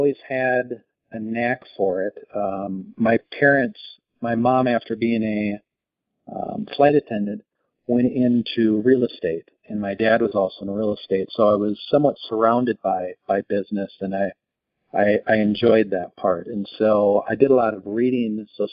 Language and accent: English; Minnesota, United States; moved away; also born or lived in Italy; I grew up in the Midwest in Minnesota